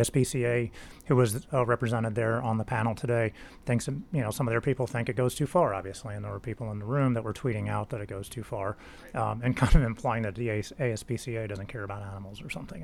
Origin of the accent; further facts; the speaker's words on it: Tennessee, United States; I'm, I'm from Tennessee. I grew up in Tennessee